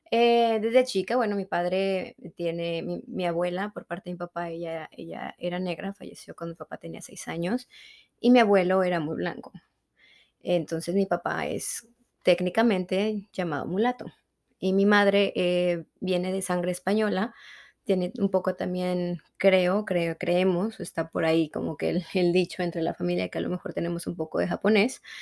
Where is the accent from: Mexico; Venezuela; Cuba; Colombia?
Mexico; accent: Mexican; entonces el acento mexicano se me mueve y he tratado de neutralizar mi acento lo más que pueda, pero a veces es difícil.